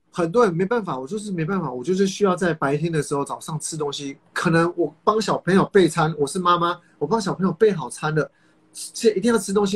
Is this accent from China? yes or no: no; Kaohsiung, Taiwan; 我是高雄人，当时南部的健身房气蛮好的